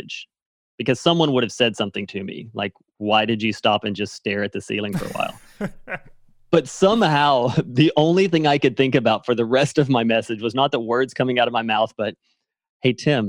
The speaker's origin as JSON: {"language": "English", "region": "Arkansas", "country": "United States", "tie": "born or raised there", "said": "Yeah, so quickly, I guess I grew up in Arkansas. So I'm a Southern boy."}